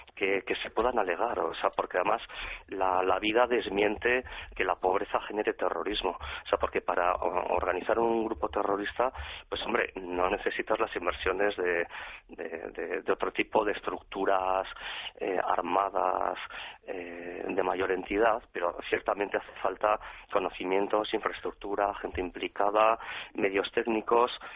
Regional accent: Pamplona, Navarre, Spain; yo soy navarro, acabo de cumplir 50 años y prácticamente desde que tengo uso de razón, pues la realidad del terrorismo en mi Pamplona querida

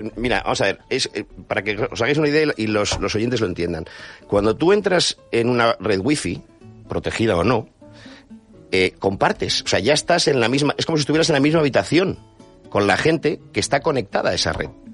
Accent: Bilbao, Basque Country, Spain; Soy de Bilbao

